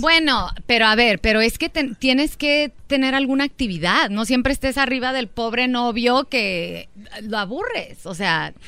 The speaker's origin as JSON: {"language": "Spanish", "region": "Durango", "country": "Mexico", "said": "somos de Durango."}